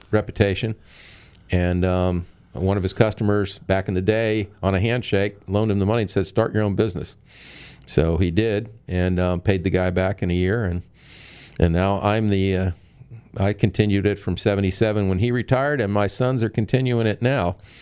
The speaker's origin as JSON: {"language": "English", "town": "St. Petersburg", "region": "Florida", "country": "United States", "tie": "born or raised there", "said": "I was born here in St. Pete"}